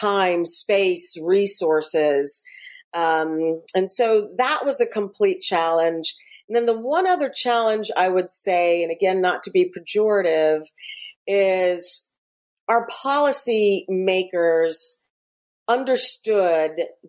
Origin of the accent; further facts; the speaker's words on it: Scotland, United Kingdom; I am Scottish by birth, and I wanted to spend time with my family and my mother and my father and all my aunts and uncles and cousins, and everybody lived in or lives in the Shetland Islands in a tiny little village called Bicton.